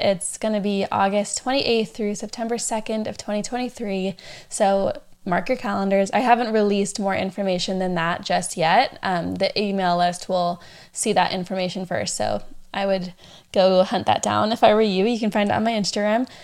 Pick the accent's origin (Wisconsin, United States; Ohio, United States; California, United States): California, United States; San Diego; also born or lived in Orange County, California / Arkansas; I grew up here in San Diego